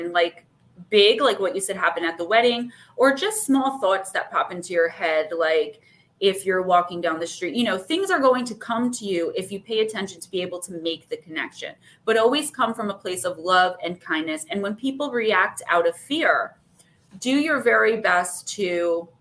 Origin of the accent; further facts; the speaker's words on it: Paterson, New Jersey, United States; I'm from New Jersey